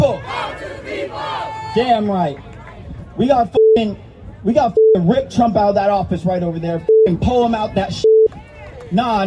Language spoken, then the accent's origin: English; Salt Lake City, Utah, United States; I'm from Salt Lake City, Utah.